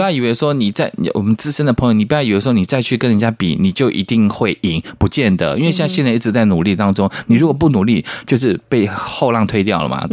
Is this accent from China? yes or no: no; Taiwan; 我也是台湾人